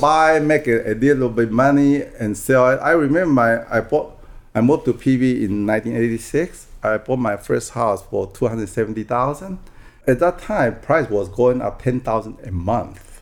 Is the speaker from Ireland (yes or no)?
no; Taiwan; first language Taiwanese; English is a second language; moved away as an adult; also born or lived in Oregon; now in United States; I was born and raised in Taiwan, and until I graduated from college there, then I came over here